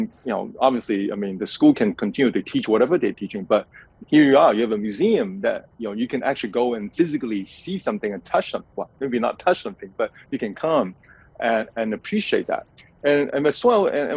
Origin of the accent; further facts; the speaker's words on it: Hong Kong; growing up in Hong Kong